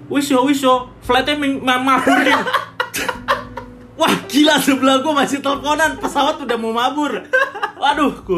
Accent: Depok, West Java, Indonesia; gue orang Depok nih ya Hai warga Depok gue orang Depok nih

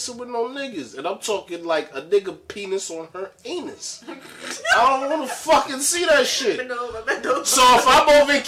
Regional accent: New York City, New York, United States; I'm from the Bronx.

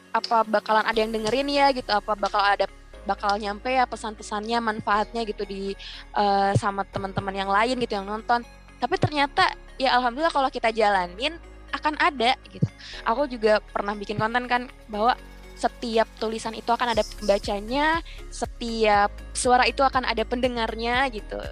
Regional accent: Bangka Belitung Islands, Indonesia; seorang gadis biasa dari, dari Belitung gitu dari pelosok pencil

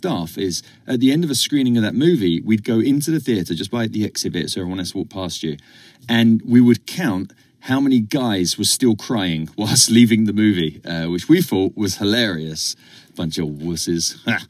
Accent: England, United Kingdom; moved away; growing up in England

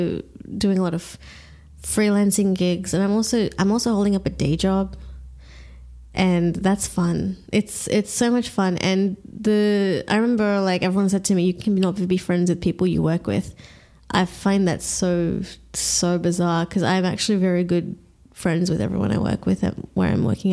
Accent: Australia; I am Australian. I've lived here all my life.

